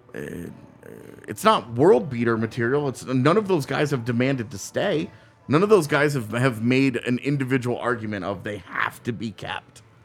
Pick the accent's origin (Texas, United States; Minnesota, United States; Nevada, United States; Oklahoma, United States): Texas, United States; now in Colorado, United States; I grew up in Texas